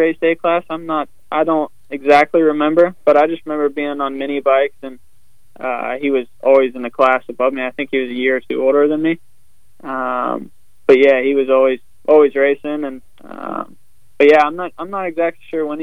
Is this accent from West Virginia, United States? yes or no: yes; West Virginia, United States; where I grew up in West Virginia